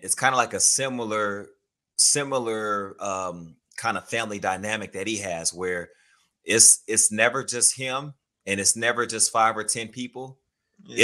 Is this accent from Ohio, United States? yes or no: no; Houston, Texas, United States; I grew up in Houston, Texas